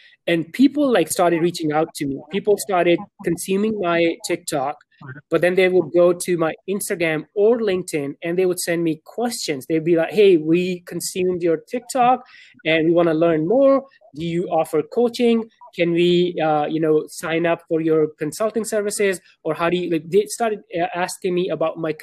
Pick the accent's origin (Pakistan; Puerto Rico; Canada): Pakistan; now in Dallas, United States; I'm born and raised in Pakistan. Right now, I live in Dallas, Texas.